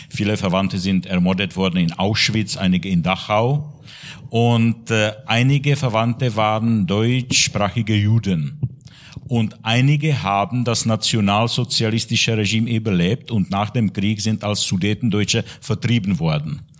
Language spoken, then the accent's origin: German; České Budějovice, South Bohemian Region, Czechia; born there; ich bin geboren in Budweis in Südböhmen an der österreichischen Grenze. Und ich habe in der Budweiser Diözese, und zwar in der Stadt Tabor, als Kaplan gearbeitet damals.